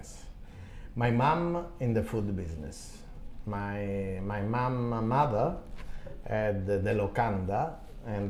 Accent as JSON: {"language": "English", "region": "Calabria", "country": "Italy", "tie": "born or raised there", "second_language": "English", "moved": "yes", "lives_now": "Japan", "said": "my hometown in Calabria, south of Italy"}